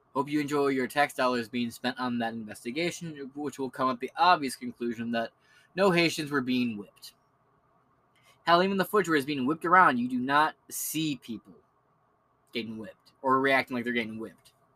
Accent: Michigan, United States; I'm from Michigan

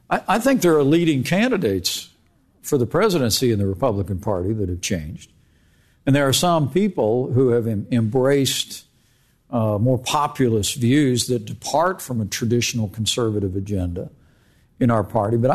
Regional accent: Indiana, United States; when I was growing up in Indiana

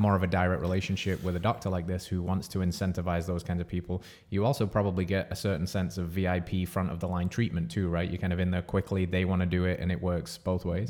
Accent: England, United Kingdom; moved away as an adult; now in United States; If you're picking up on the accent, I'm from England

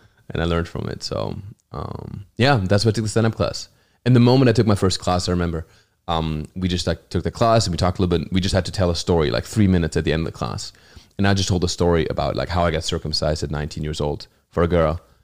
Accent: Hochschwarzwald, Baden-Württemberg, Germany; English is a second language; moved away as an adult; also born or lived in New Zealand / Los Angeles / New York; Germany, my hometown

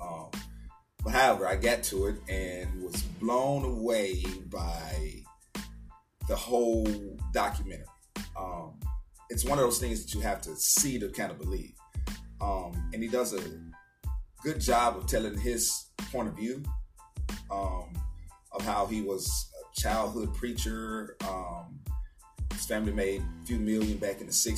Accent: Little Rock, Arkansas, United States; moved away as an adult; also born or lived in Killeen, Texas; now in Arlington, United States; born and raised in Little Rock, Arkansas

